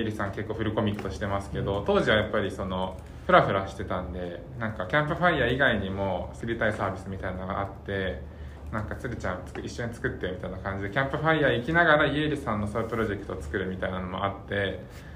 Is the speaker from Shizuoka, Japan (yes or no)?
no; Oita, Japan; 僕もその大分生まれで